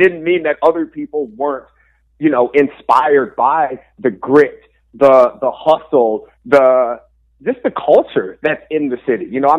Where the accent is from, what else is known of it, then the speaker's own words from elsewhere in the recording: Detroit, Michigan, United States; I'm born and raised in Detroit, Michigan, obviously in Indian Village on the east side of the city.